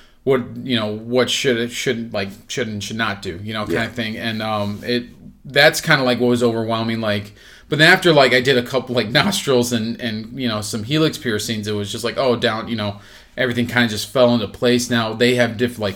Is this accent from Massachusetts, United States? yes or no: no; Texas, United States; now in Illinois, United States; I played football because I grew up in Texas